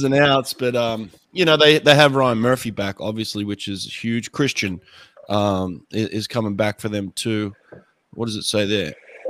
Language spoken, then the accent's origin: English; Australia; moved away; And I'm Australian. My parents live there.